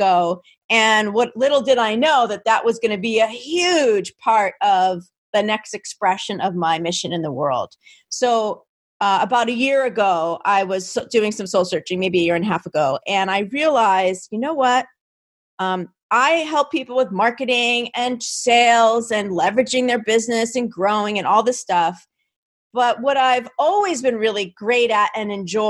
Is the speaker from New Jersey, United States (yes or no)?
yes; New Jersey, United States; I'm from New Jersey